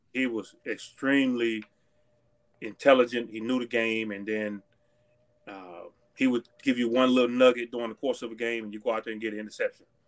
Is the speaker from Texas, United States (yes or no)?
yes; Texas, United States; moved away; I grew up in Texas